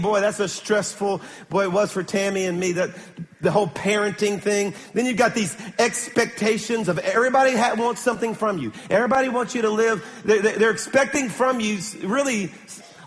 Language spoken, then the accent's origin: English; Baton Rouge, Louisiana, United States; I'm from Baton Rouge